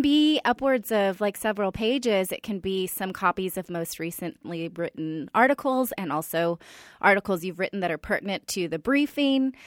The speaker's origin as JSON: {"language": "English", "area": "Silicon Valley", "region": "California", "country": "United States", "said": "I'm from the Silicon Valley"}